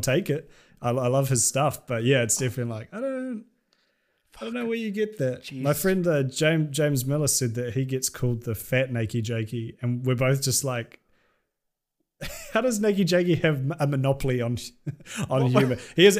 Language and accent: English; New Zealand; which I'm not from Auckland and I don't like Auckland. But like down where I'm from and like bumfuck nowhere, those things just don't exist.